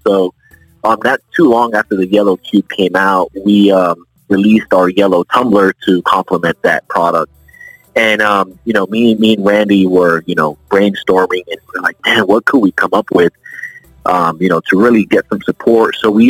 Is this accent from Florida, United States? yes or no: yes; Orlando, Florida, United States; I was actually born and raised here in Orlando. I'm a native.